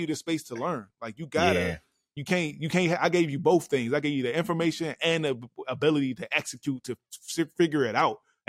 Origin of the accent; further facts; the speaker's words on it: Washington, District of Columbia, United States; I'm from Anacostia, Southeast.